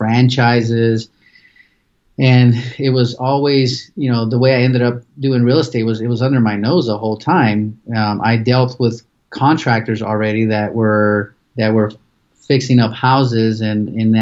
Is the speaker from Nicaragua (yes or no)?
no; Pasadena, California, United States; moved away as an adult; now in Phoenix, United States; I'm originally from Pasadena, California. So I was born and raised there